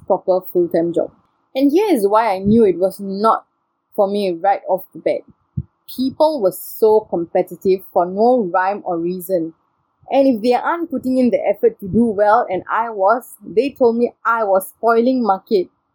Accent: Singapore; I'm Singaporean by nationality and Indian by race and ethnicity.

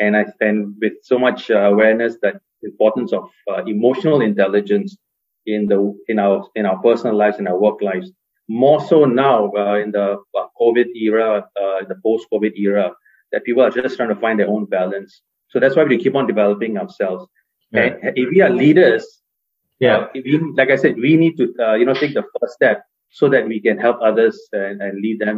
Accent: Singapore; I had a chance of living and working in the US, Hong Kong, and my home country of Singapore. I live in Singapore now.

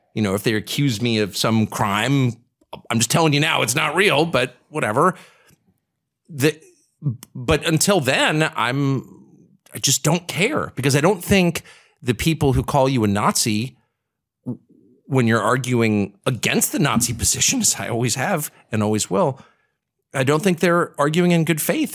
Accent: Washington, District of Columbia, United States; I'm from Washington. You know, I spent my whole life in Washington

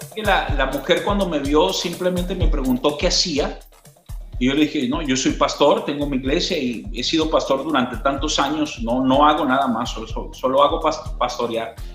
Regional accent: Venezuela; moved away as an adult; estaba bien en mi país, Dios me bendijo mucho, Venezuela

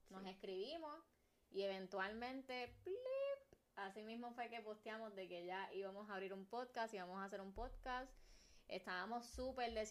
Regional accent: Carolina, Puerto Rico; nací, me crié, soy de Carolina

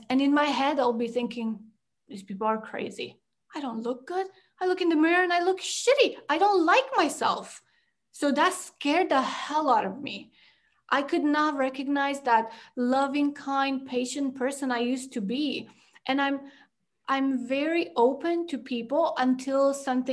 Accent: Romania; moved away as an adult; also born or lived in Canada; I grew up in Romania and we lived in the village for a lot of my life till third grade

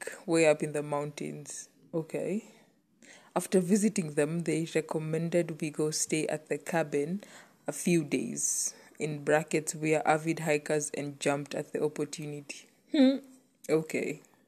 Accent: Kenya; as a Kenyan and as an African

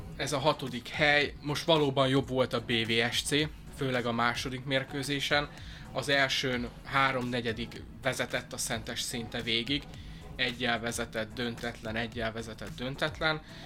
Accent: Szeged, Csongrád-Csanád, Hungary

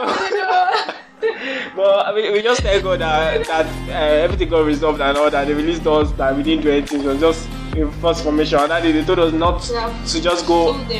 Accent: Nigeria; In Nigeria, I'm a Nigerian man.

